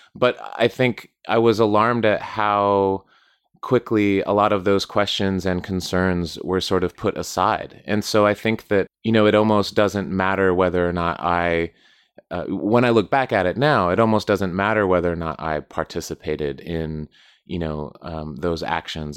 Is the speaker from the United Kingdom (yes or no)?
no; Southwest United States, United States; I grew up in the Southwest, United States, close to the border